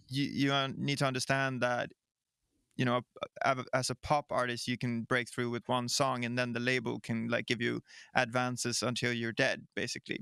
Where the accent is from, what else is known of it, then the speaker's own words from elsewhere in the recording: Sweden; I am from Ikealand, Sweden.